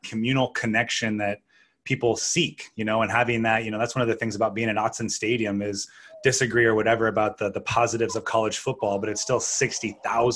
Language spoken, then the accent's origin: English; Canada; now in United States; I'm an American. I mean, I'm Canadian. I used to have dual citizenship